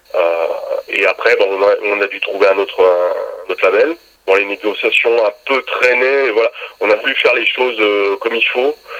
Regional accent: Grenoble, Auvergne-Rhône-Alpes, France; je suis originaire de Grenoble

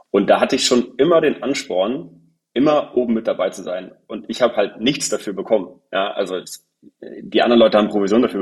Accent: Husum, Schleswig-Holstein, Germany; now in Hamburg, Germany; Ich komme gebürtig aus Husum. wohne tue ich inzwischen in Hamburg. Okay. Äh, ja, einfach so verankert mit meiner Heimatstadt. Nee, sei es drum. Ähm, ich genau, bin in Husum geboren. Ich wohne in Hamburg.

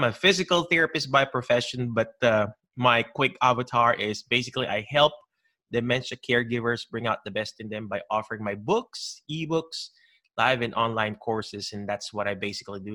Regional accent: Philippines; we grew up in the Philippines

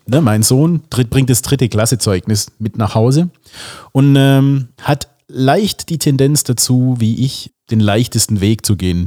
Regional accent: a village near Calw, Baden-Württemberg, Germany; in Kalf, also das war die nächstgröß das nächstgrößere Städtchen aus dem äh, Dorf, wo ich herkomme

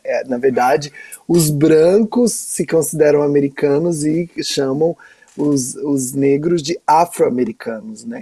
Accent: Goiás, Brazil; eu sou de Goiás, um território muito violento

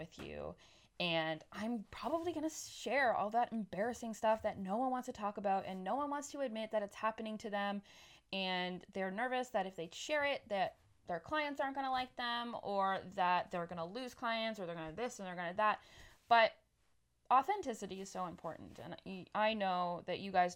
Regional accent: Canada; moved away as an adult; I've moved 1,500 kilometers across Canada back to my hometown

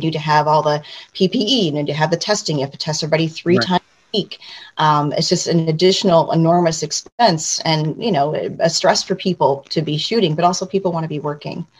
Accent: Syracuse, New York, United States; moved away as an adult; also born or lived in Los Angeles; I'm from Syracuse, New York, and that's where, you know, I actually started

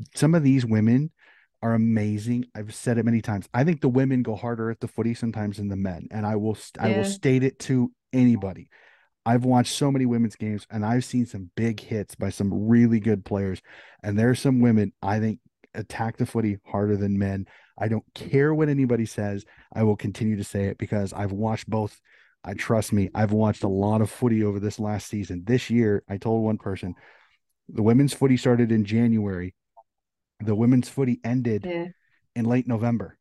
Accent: United States; I'm an American

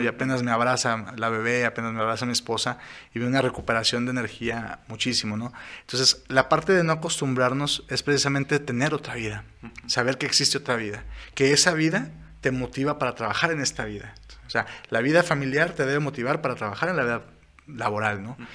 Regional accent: Saltillo, Coahuila, Mexico; somos de aquí de Saltillo, de aquí de Coahuila, de aquí de México

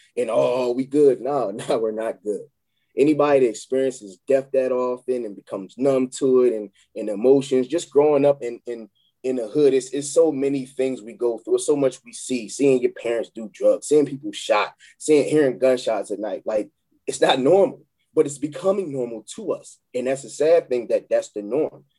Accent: Chester, Pennsylvania, United States; moved away; I'm from Chester, PA

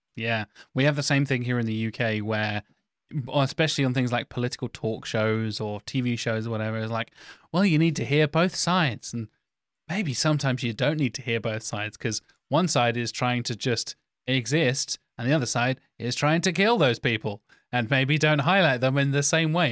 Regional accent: United Kingdom; Me as a British white guy

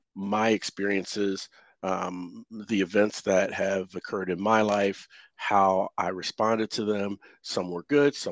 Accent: Cincinnati, Ohio, United States; moved away as an adult; the town I came from, I live in North Texas now, but I came from Cincinnati, Ohio, about 7 years ago.

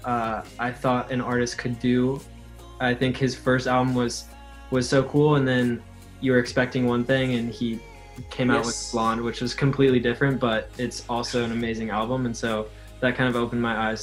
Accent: Portland, Oregon, United States; moved away; also born or lived in Boston; I grew up in Portland, Oregon, which is kind of a small city

